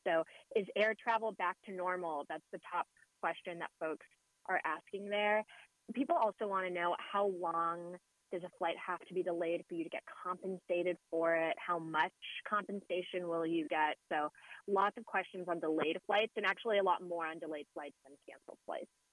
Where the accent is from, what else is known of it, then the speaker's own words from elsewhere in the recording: West Coast, United States; I'm from the West Coast